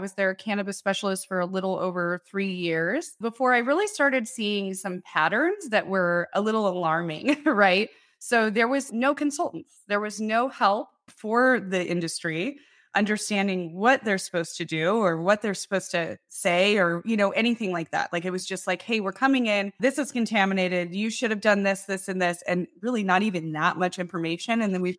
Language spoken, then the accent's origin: English; Loveland, Colorado, United States; I was born in Loveland, Colorado. Yeah, so I grew up in Colorado. I am originally from Loveland